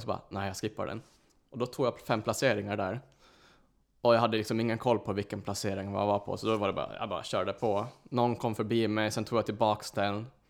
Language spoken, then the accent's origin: Swedish; Åland, Finland; first language Swedish; moved away as an adult; now in Stockholm, Sweden; jag kommer från Åland, så jag, jag är finsk. Så det är mitt ursprung